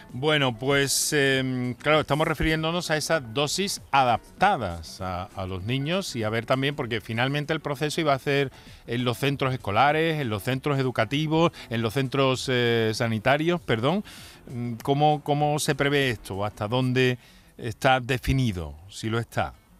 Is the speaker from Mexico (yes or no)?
no; Andalusia, Spain; como, andaluces o como población o ciudadanos que vivimos en Andalucía